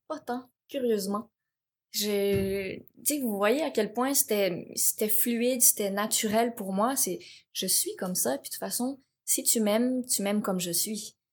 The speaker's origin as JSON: {"language": "French", "town": "Laval", "region": "Quebec", "country": "Canada", "tie": "born or raised there", "also_born_or_lived": "Cambodia", "said": "j'ai grandi à Laval"}